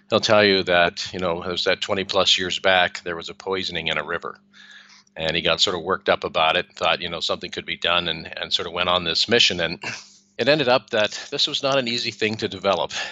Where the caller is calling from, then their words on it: Spain; I'm I'm calling in from Spain, and it's really sunny here.